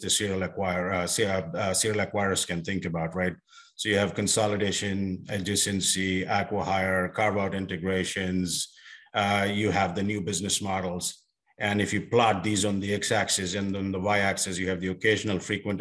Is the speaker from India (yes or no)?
yes; India; moved away as an adult; also born or lived in South Africa / Australia / Europe; now in United States; I was born and raised in India